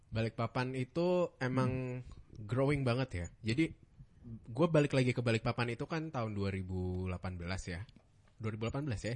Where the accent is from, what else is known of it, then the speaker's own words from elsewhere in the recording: Bandung, West Java, Indonesia; moved away; also born or lived in Bekasi; gue anak Bandung ya dulu